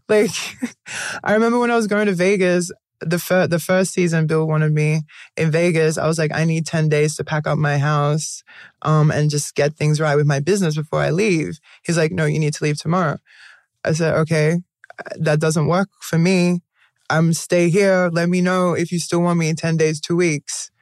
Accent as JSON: {"language": "English", "country": "Australia", "tie": "born or raised there", "moved": "as an adult", "said": "growing up in Australia, very whitewashed"}